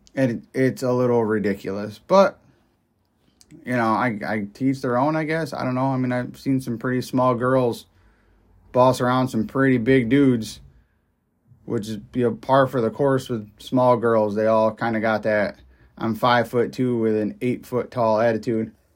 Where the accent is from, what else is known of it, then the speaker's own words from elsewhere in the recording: upstate New York, United States; I'm from up, upstate New York